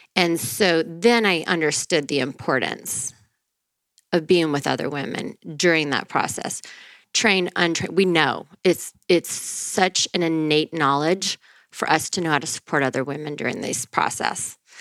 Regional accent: northern Louisiana, United States; moved away; I'm from um, Louisiana, Louisiana.

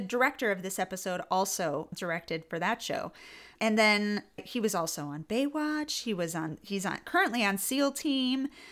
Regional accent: Northern California, United States; also born or lived in New York; I'm from Northern California

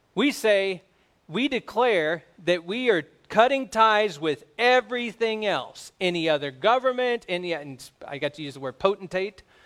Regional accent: United States; We're American

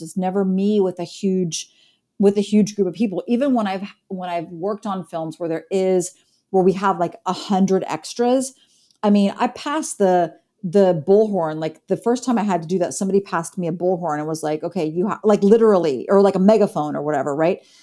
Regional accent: Columbus, Ohio, United States; now in Chicago, United States; I grew up in Columbus, Ohio

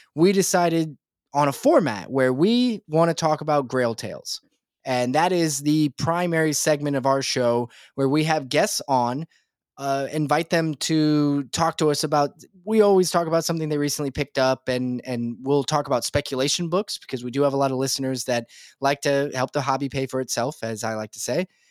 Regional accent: Nebraska, United States; I'm from Nebraska

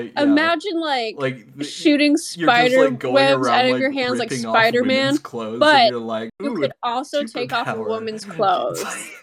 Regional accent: Canada; I'm Canadian.

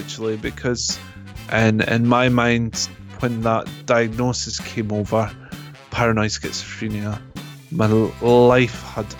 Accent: Scotland, United Kingdom; accent: Scottish; It's got an English twang in it now, because wherever I go, I pick up accents. So I don't tend to keep my accent fully. I tend to take the others on. So it's, well, I would say British, but it's more Scottish.

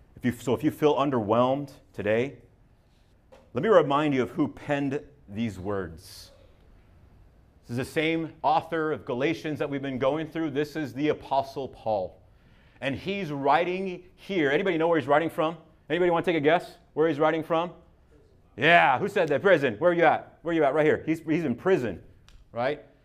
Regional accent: Southern California, United States; I'm from Southern California

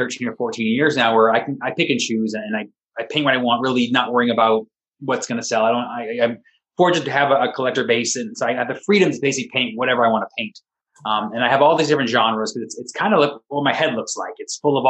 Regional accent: East Coast, United States; moved away as an adult; now in California, United States; I grew up on the East Coast

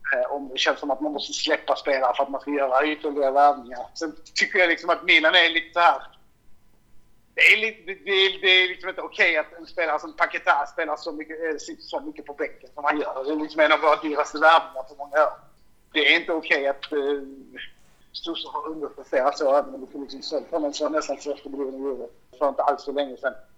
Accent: Malmö, Skåne, Sweden; jag är också från Malmö

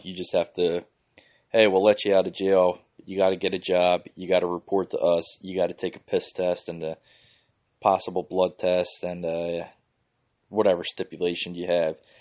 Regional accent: Philadelphia, Pennsylvania, United States; I grew up in the Holmesburg section in Northeast Philly.

